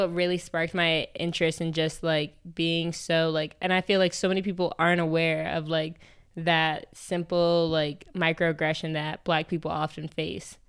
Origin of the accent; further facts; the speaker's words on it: New York, United States; I'm from New York. I grew up in, like, a very predominantly, like, w, uh, white area.